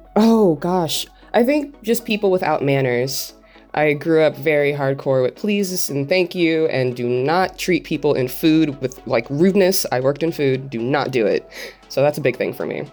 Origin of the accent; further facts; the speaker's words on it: Los Angeles, California, United States; born and raised in Los Angeles, California